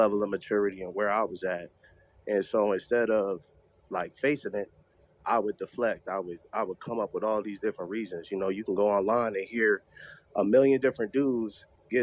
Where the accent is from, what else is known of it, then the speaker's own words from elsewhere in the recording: New York, United States; I'm from New York